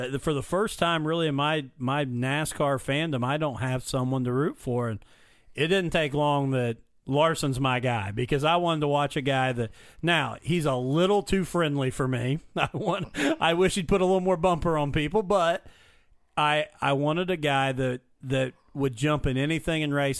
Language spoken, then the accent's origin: English; Mitchell, Indiana, United States; my hometown in Mitchell